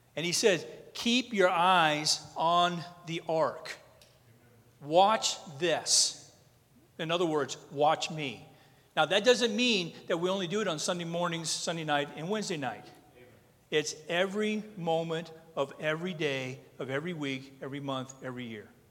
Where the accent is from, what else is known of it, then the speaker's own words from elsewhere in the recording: North Dakota, United States; I'm from North Dakota.